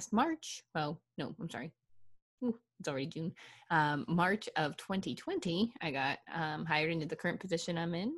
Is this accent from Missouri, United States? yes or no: no; small town 50 miles east of Pittsburgh, Pennsylvania, United States; moved away as an adult; also born or lived in Ohio; born in Pennsylvania and grew up in town 50 miles east of Pittsburgh, little town called Lanier.